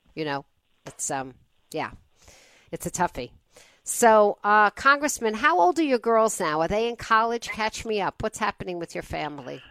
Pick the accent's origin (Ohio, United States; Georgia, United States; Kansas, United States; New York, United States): New York, United States; South Shore of Long Island; I grew up on the South Shore of Long Island